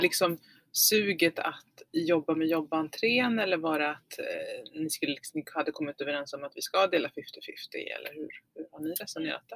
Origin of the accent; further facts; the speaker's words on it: Falköping, Västra Götaland, Sweden; jag växte upp i Falköping.